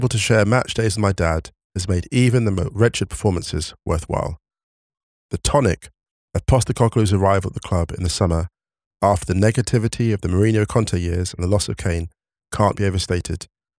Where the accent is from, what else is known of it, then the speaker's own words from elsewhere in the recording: Oxford, South East England, United Kingdom; now in London, United Kingdom; I was blessed/cursed to be born a Spurs fan, but growing up in Oxford, my dad and often mum too took me and my sisters week in, week out to the old manor ground to watch Oxford United